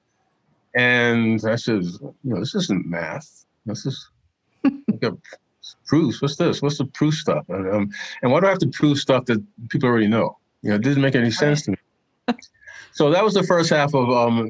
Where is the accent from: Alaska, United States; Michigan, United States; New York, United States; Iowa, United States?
New York, United States; New York City; I grew up in Brooklyn